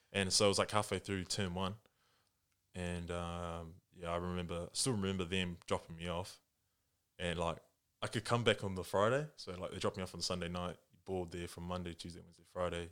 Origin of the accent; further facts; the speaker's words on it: New Zealand; English is a second language; also born or lived in Japan; I was born here, but li-, literally, like, as a six-month-year-old baby kind of thing, I went with my mum and dad, and we lived in Japan for, like, the first five years of my life